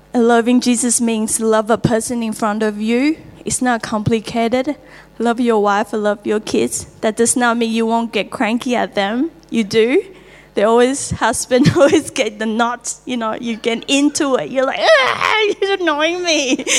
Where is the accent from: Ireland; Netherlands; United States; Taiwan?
Taiwan; English is a second language; moved away as an adult; now in Australia; I'm from Taiwan, and uh, I'm 36.